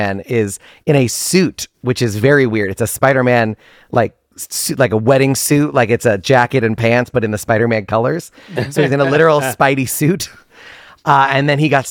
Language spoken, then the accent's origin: English; New York, United States; also born or lived in Boston; From New York. So born and raised in New York, went to school in Boston